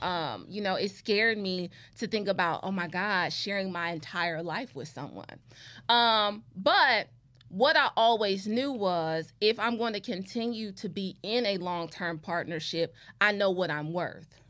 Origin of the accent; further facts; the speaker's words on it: Cleveland, Ohio, United States; a lot of people growing up in Cleveland, like, they knew me